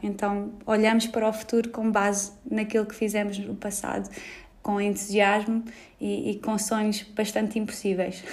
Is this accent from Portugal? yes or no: yes; Portugal; Nós, como portugueses